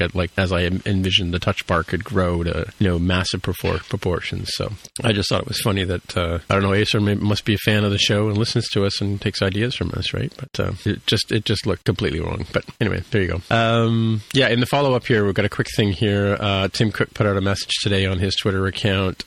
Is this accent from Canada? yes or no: yes; Toronto, Ontario, Canada; I grew up in Etobicoke